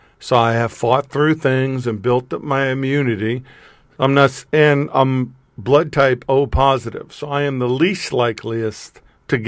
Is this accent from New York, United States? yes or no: yes; New York, United States; moved away; I'm still a New Yorker at heart